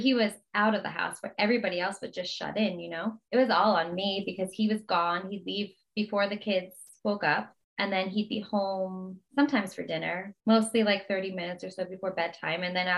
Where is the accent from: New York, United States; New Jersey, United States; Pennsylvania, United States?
New Jersey, United States; I'm just happy to be in California again because we're from New Jersey, but we belong in California.